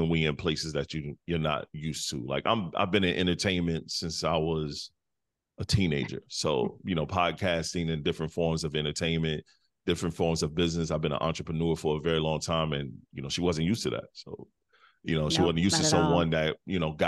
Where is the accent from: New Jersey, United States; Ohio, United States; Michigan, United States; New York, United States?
Michigan, United States; Detroit; also born or lived in South Carolina; now in North Carolina, United States; I'm from Midwest. I'm from Detroit. So I moved to a country, small South Carolina town. And totally as soon as I graduated high school, I got up out of there